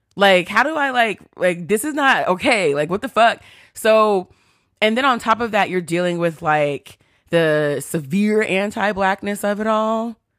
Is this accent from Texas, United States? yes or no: yes; Texas, United States; I grew up in Texas